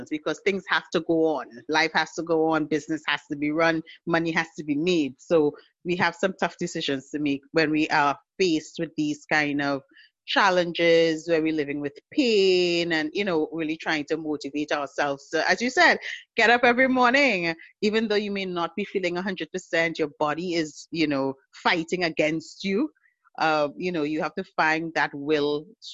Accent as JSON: {"language": "English", "country": "Trinidad & Tobago", "said": "I am from the Twin Island Republic of Trinidad and Tobago in the sunny Caribbean"}